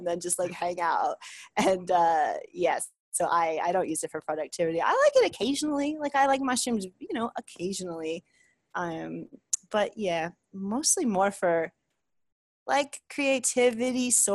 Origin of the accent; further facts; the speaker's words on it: New York, United States; moved away; I'm from the East Coast. I'm from New York.